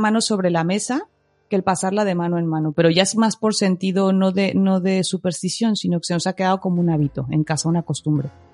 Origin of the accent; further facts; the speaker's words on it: Mexico; soy mexicana